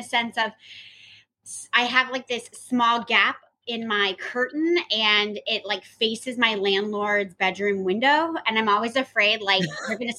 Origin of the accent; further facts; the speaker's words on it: Burbank, California, United States; I was born and raised in Burbank, California